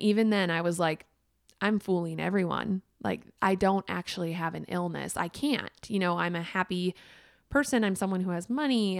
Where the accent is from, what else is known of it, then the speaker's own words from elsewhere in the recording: Minnesota, United States; moved away; also born or lived in Wisconsin; I'm from Minnesota